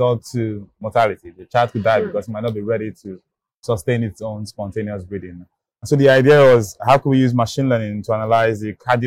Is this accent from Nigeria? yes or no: yes; Nigeria; I grew up in Nigeria